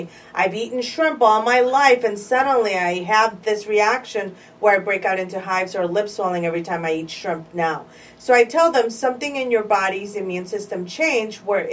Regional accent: Chicago, Illinois, United States; So I've been a Chicago girl all my life, born and raised in Pilsen, predominantly Mexican neighborhood in Chicago

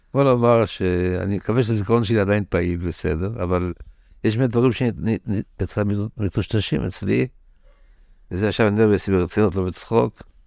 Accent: Tel Aviv, Tel Aviv District, Israel; also born or lived in Bnei Brak; ברחוב טרומבלדור, שמה שקרה בחלונות, בית הקברות של טרומבלדור. כך גדלתי בילדות שלי

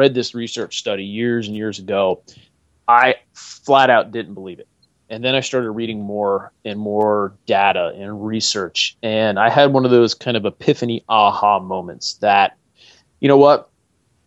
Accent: Northeast, United States; now in North Carolina, United States; I grew up in the Northeast

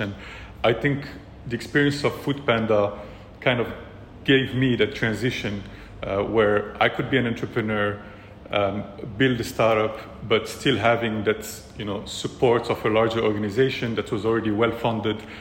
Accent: Morocco; also born or lived in France / China / California; now in Dubai, United Arab Emirates; I'm originally from Morocco as well, born and raised.

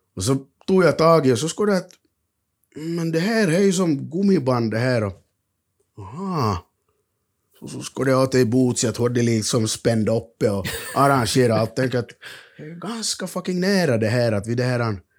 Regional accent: Finland; jag är från Finland

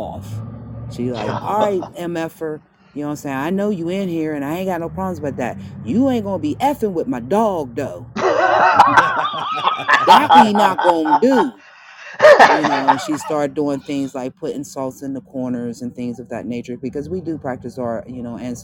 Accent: Monongahela / Appalachia, Pennsylvania, United States; I was born in a project, raised in a project, got my first place in a project. But we're on the Appalachian Mountains, so I'm an Appalachian baby. You know, I was born off the Monongahela

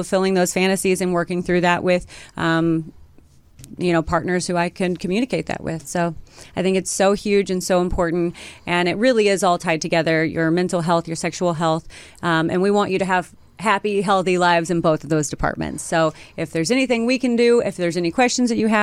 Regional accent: Midwest, United States; I grew up in the Midwest

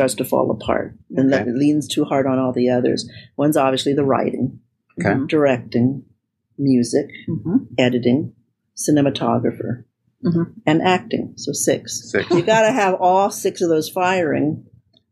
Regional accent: Beverly Hills, California, United States; I grew up in Beverly Hills

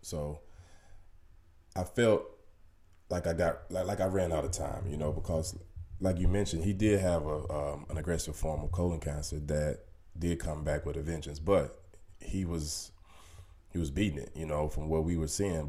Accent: Little Rock, Arkansas, United States; moved away as an adult; i moved away from from home at an early age I mean, like 19 years old, you know, and I never really moved back to my hometown, Little Rock, Arkansas

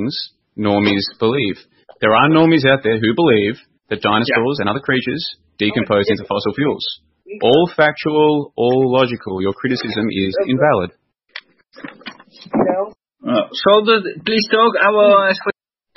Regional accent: Victoria, Australia; I grew up in Victoria, Australia

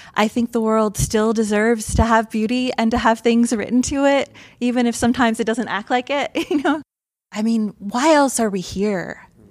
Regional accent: Mansfield, Ohio, United States; moved away as an adult; also born or lived in Athens County, Ohio / New York / California / Michigan; I grew up in Mansfield, Ohio, home of the Shawshank Redemption

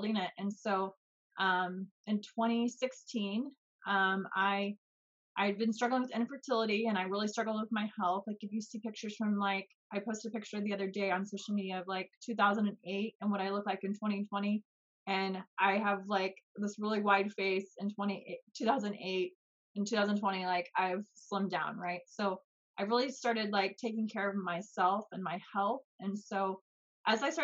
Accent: Kansas City, Missouri, United States; I grew up in the United States and Missouri, actually. So there's Kansas City, Missouri, and Kansas City, Kansas. So I grew up on the Missouri side

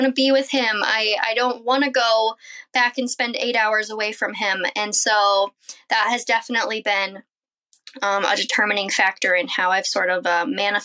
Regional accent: Iowa, United States; I am a mom from Iowa. We have a nice little homestead here

